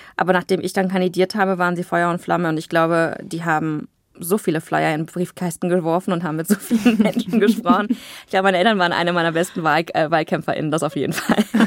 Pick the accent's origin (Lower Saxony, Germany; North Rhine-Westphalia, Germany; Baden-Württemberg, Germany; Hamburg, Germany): North Rhine-Westphalia, Germany; Aachen; ich bin im Luisenhospital geboren in Aachen, war da und da auf dem Kindergarten